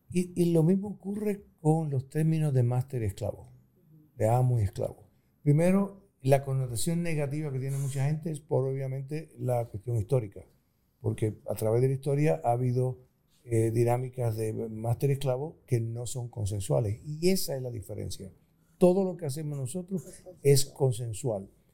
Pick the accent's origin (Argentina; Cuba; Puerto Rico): Puerto Rico; moved away as an adult; also born or lived in Costa Rica; now in United States; Soy puertorriqueño, pero tengo mi residencia principal en Estados Unidos durante 40 años